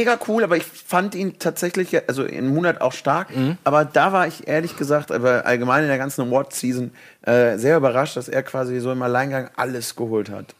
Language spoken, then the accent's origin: German; Cologne, North Rhine-Westphalia, Germany; ich komme aus Kölle